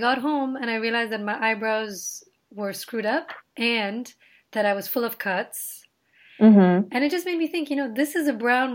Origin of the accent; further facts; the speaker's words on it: Nepal; now in United States; being Indian in my in Nepal